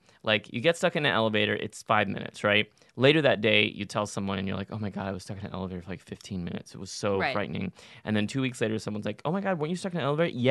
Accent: Texas, United States; I'm from Texas, like home of the tall tale

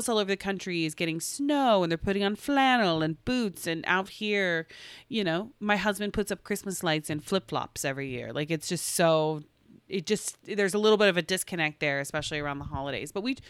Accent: Tulsa, Oklahoma, United States; moved away; we're from Oklahoma originally. And it literally we're from Tulsa.

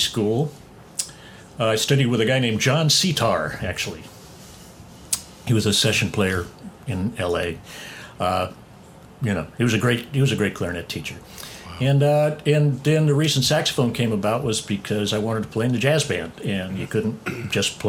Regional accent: San Fernando Valley, California, United States; I grew up in the San Fernando Valley

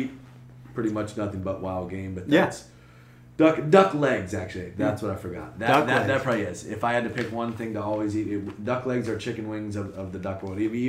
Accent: West Sacramento, California, United States; I'm born and raised in West Sacramento, California. My family's been there for almost a century.

